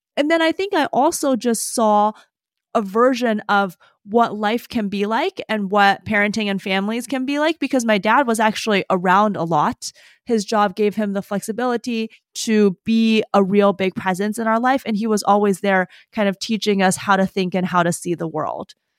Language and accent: English; Madison, Wisconsin, United States; also born or lived in Davis, California; when I was nine, moved back to Madison, where I lived until I went to college